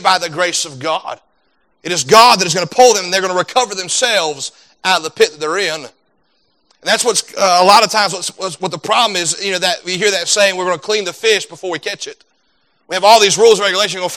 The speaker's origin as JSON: {"language": "English", "country": "United States", "said": "as an American citizen"}